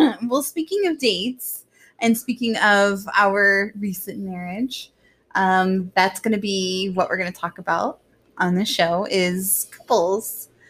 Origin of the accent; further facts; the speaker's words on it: Orlando, Florida, United States; growing up in Orlando